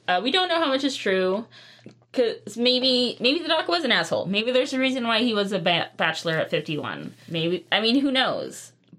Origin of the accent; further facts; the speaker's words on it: California, United States; I'm a Californian who doesn't like avocado.